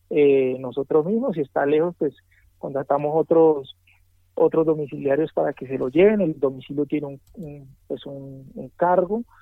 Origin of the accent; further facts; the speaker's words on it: Pacific region, Colombia; siempre la gente, eh, cuando me ve, pues tiene que saber que yo soy del Pacífico y tienen que saber que ese, esa persona que está allá es de esa tierra pujante